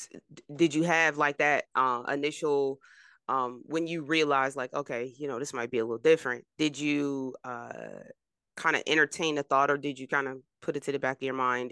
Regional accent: New Jersey, United States; moved away; I'm from Jersey. I don't live in Jersey right now

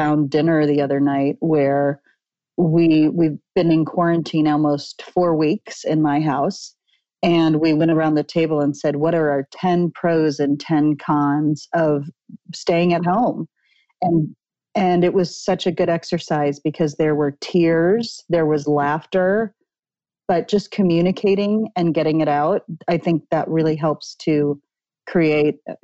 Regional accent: Midwest, United States; also born or lived in Manhattan, New York / Los Angeles; now in Ojai, United States; I grew up in the Midwest as a Lutheran

